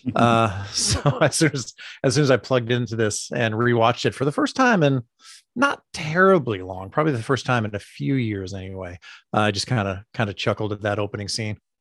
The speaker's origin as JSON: {"language": "English", "region": "East Coast", "country": "United States", "said": "I'm from the East Coast"}